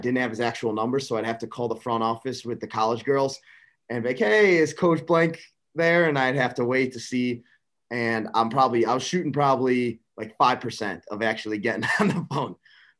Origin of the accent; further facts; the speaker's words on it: Buffalo Grove, Illinois, United States; I grew up in Buffalo Grove, Illinois, which is a suburb of Chicago. If you want to call it that, it's about 35 minutes northwest of Chicago.